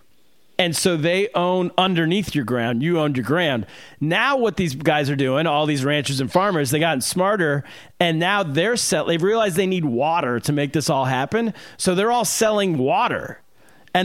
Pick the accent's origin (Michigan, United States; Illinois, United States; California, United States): California, United States; I'm from California